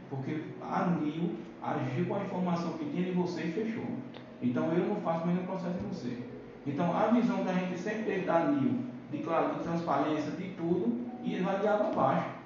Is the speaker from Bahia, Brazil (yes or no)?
yes; Bahia, Brazil; moved away; eu vim da Bahia, eu vim de um lugar que o cara considera o cara.